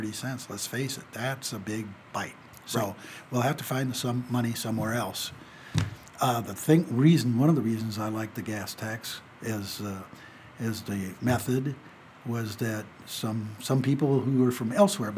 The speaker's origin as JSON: {"language": "English", "town": "Peoria", "region": "Illinois", "country": "United States", "tie": "born or raised there", "also_born_or_lived": "Indianapolis, Indiana", "moved": "as an adult", "lives_now": "Carson City, United States", "said": "I grew up in my hometown of Peoria."}